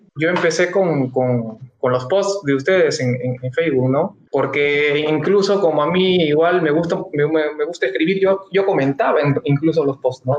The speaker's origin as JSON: {"language": "Spanish", "region": "northern Peru", "country": "Peru", "tie": "born or raised there", "also_born_or_lived": "Lima", "said": "yo soy limeño de nacimiento, pero me, he criado en el norte"}